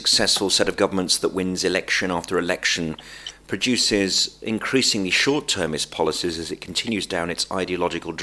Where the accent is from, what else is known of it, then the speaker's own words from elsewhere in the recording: Birmingham, West Midlands, United Kingdom; I am very much a Brummie